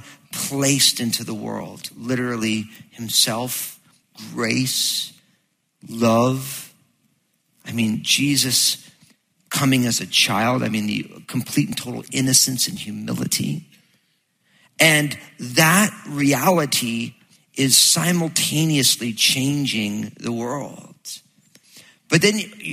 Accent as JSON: {"language": "English", "region": "New Jersey", "country": "United States", "tie": "born or raised there", "said": "I'm all Italian from New Jersey, so we used to go down to the Jersey Shore"}